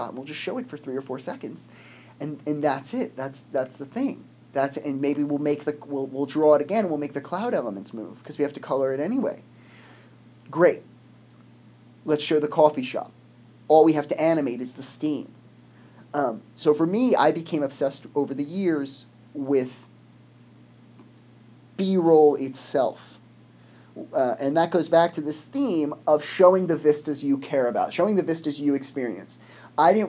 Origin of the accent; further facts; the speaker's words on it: United States; I'm from America